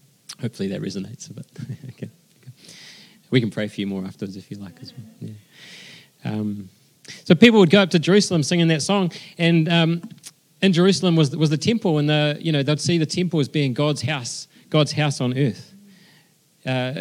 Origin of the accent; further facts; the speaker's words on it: Wellington, New Zealand; also born or lived in Christchurch; born and bred in Wellington